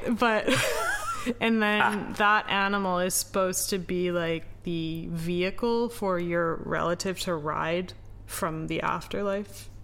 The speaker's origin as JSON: {"language": "English", "country": "Canada", "moved": "yes", "lives_now": "Japan"}